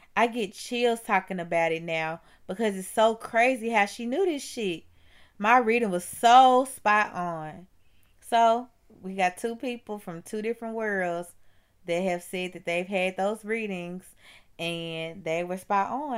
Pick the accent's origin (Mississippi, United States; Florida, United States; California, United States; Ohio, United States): Mississippi, United States; I'm from Mississippi